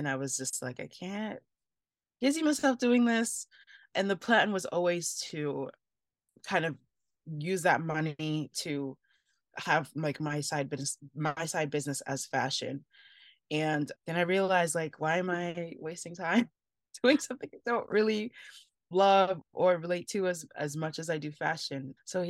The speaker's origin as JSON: {"language": "English", "country": "Nigeria", "said": "I mean, there's so many as a Nigerian, there's so many Nigerians that are succeeding in that field."}